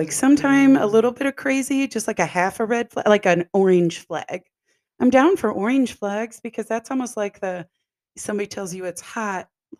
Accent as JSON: {"language": "English", "region": "Texas", "country": "United States", "said": "We are from Texas."}